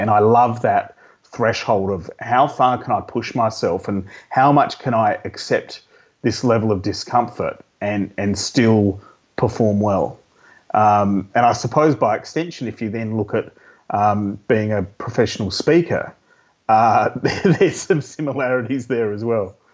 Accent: Adelaide, South Australia, Australia; I grew up in Adelaide

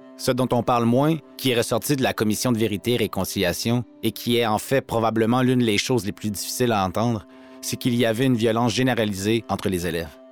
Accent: Little Peguis, north of Winnipeg, Manitoba, Canada; Je suis Anishinaabe de Little Peguis ou de St. Peter's Indian Settlement, juste au nord de Winnipeg.

